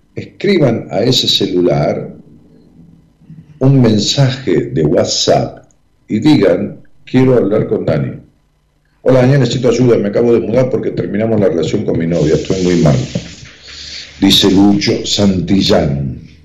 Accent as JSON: {"language": "Spanish", "town": "Ramos Mejía", "region": "Buenos Aires Province", "country": "Argentina", "tie": "born or raised there", "said": "el grupo que nos reuníamos allá en, mi pueblo, en Ramos Mejía"}